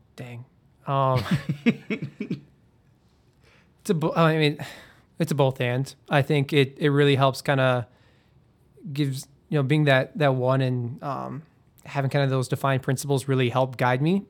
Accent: Iowa, United States; growing up in Iowa

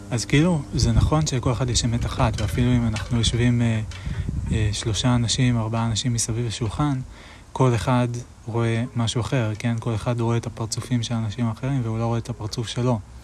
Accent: Israel; אני גדלתי בכפר

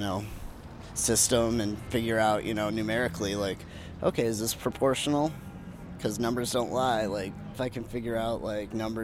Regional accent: Lansing, Michigan, United States; happening in my hometown

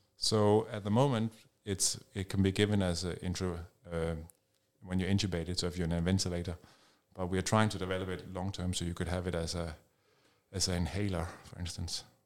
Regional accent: Denmark; moved away as an adult; now in United Kingdom; I'm Danish, I'm from Denmark

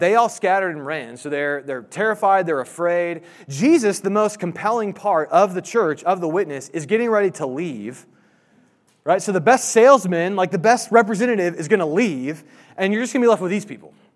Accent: Indianapolis, Indiana, United States; I grew up in Indianapolis

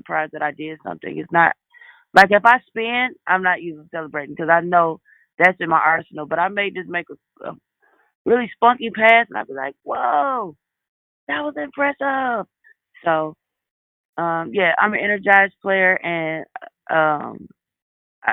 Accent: Detroit, Michigan, United States; moved away as an adult; my hometown, which is Detroit. I spent my whole life in Detroit, big city, but still Midwest

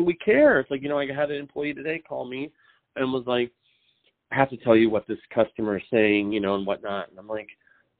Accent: Richland, Washington, United States; Richland High School in Richland, Washington

